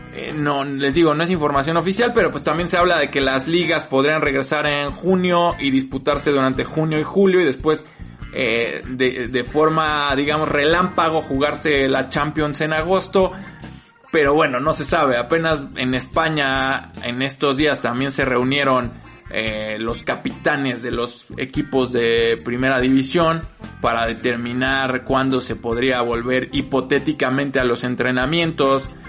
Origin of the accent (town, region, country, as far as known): Mexico